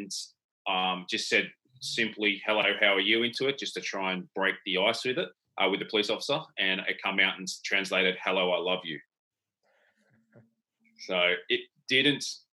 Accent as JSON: {"language": "English", "town": "Sydney", "region": "New South Wales", "country": "Australia", "also_born_or_lived": "Tasmania", "said": "So I moved from Sydney down to Tasmania"}